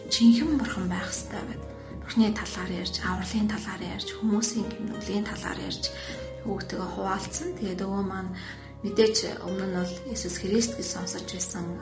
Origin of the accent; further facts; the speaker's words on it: Ömnögovi, Mongolia; би өмнө аймагт амьдардаг, өмнө говийн уугуул иргэн новын итгэлийн шинэ уучуулганы итгэгч байна.